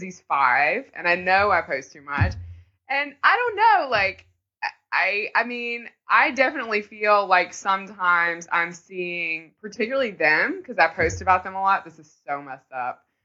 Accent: the South, United States; We're from the South

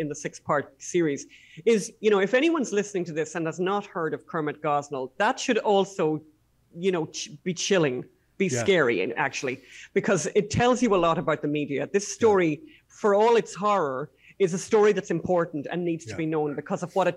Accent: Ireland; as Irish people

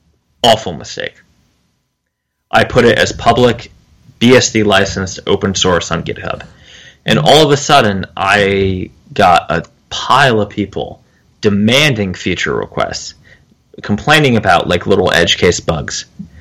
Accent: New Jersey, United States; moved away; also born or lived in the South; Yes, but I'm from New Jersey, so... Now, I've since become a Southern gentleman, a little bit.

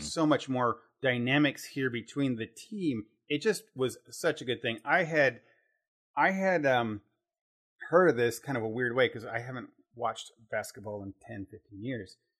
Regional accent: Terre Haute, Indiana, United States; I grew up in Terre Haute, Indiana

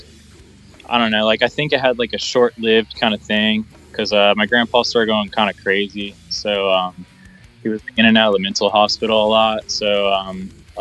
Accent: Dayton, Ohio, United States; also born or lived in Kettering, Ohio; I live in Dayton right now, born and raised Dayton, Ohio. I mean, technically I was born in Kettering, but it's like 10 minutes down the street.

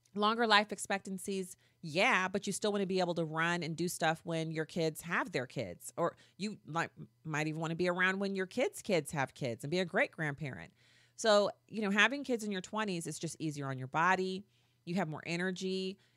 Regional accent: United States; I'm not British. See, I'm an American

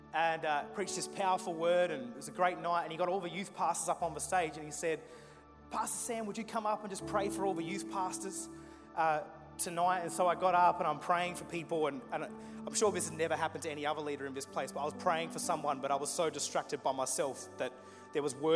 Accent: Murray Bridge, South Australia, Australia; We grew up in Murray Bridge at a church you've never heard the name of.

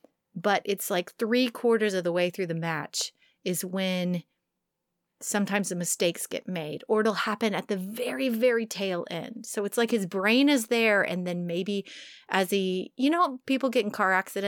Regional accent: New York, United States; accent: New York; I can't do my New York accent anymore. I sound more like Boston.

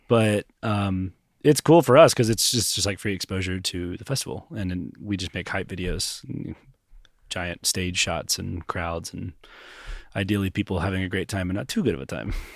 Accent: Knoxville, Tennessee, United States; I grew up here in Knoxville, went to South Lowell High School

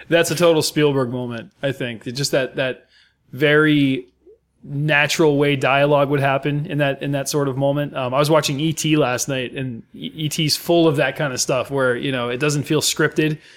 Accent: United States; as an American

